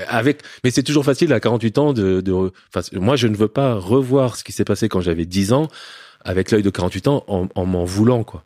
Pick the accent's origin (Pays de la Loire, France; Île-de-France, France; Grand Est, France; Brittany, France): Île-de-France, France; Paris; also born or lived in Lebanon; j'ai grandi sinon dans un milieu aisé à Paris, dans le 16e arrondissement